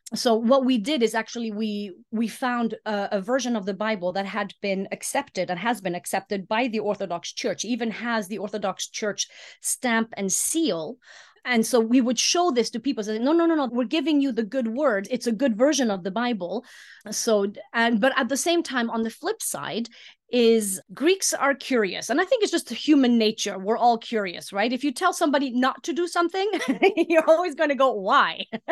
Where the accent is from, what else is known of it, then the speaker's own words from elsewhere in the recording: Iceland; moved away as an adult; also born or lived in Greece; I was born and raised in Iceland, but my mom is French, my dad was English.